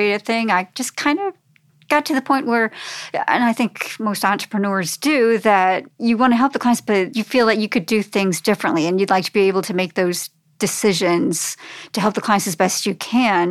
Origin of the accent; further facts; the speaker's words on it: New Jersey, United States; moved away as an adult; now in Frederick, United States; I was from New Jersey and ended up getting a job at Gesture Type, which was the first desktop publishing company here in Frederick